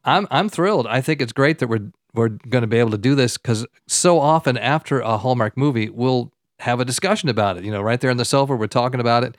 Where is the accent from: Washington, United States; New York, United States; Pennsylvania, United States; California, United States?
California, United States; Southern; accent: American; also born or lived in Kilwinning, Scotland; We came to America, and that's where I grew up, in Southern California